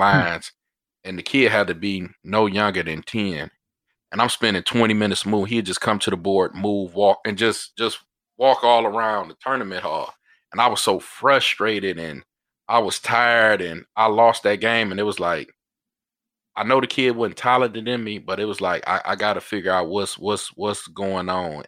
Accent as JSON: {"language": "English", "town": "Detroit", "region": "Michigan", "country": "United States", "tie": "born or raised there", "said": "I grew up in Detroit"}